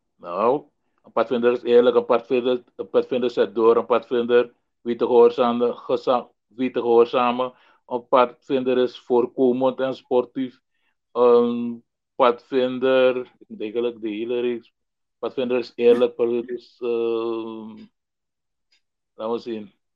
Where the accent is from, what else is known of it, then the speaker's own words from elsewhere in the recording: Paramaribo, Paramaribo District, Suriname; ik eh, ben in eh, Paramaribo geboren, eh, uh, 1961. En uh, grotendeels opgegroeid op welgelegen kwatten